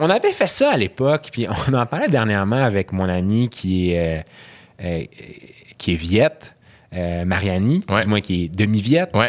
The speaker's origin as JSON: {"language": "French", "country": "Syria", "tie": "born or raised there", "second_language": "French", "said": "parce que moi, quand j'ai grandi en Syrie, c'était pas ça"}